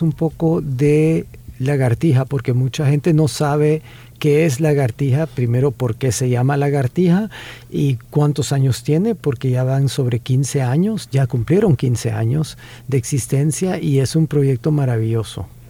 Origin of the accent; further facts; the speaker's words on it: El Salvador; nosotros tenemos actores excelentes